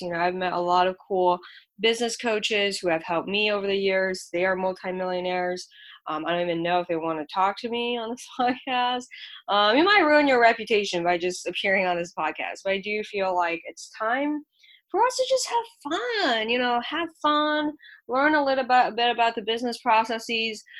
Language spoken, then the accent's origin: English; Shanghai, China; now in United States; I'm an immigrant from Shanghai, China